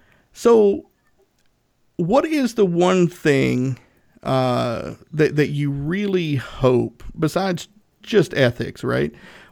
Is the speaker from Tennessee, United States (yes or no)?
yes; Northeast Tennessee, United States; I'm from Northeast Tennessee.